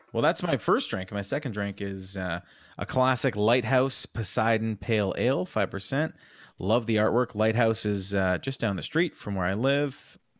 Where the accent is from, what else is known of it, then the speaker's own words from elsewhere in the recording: Montreal, Quebec, Canada; We're not a hockey podcast, but we are from Montreal